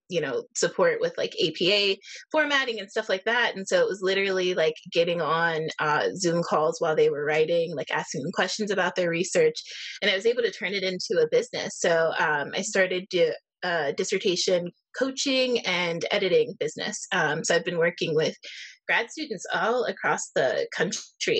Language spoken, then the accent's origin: English; Erie, Pennsylvania, United States; here in my hometown of Erie, Pennsylvania